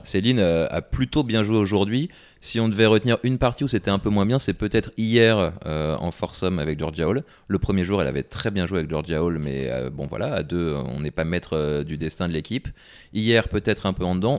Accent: France; en tant que Français

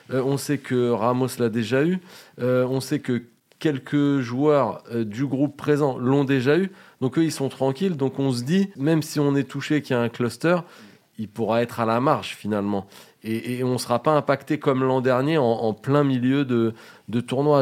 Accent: France; on est français

